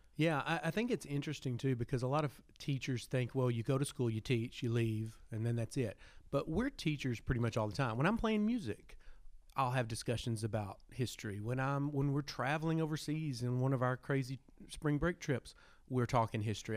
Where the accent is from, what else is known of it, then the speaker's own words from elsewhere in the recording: Arkansas, United States; born and raised in Arkansas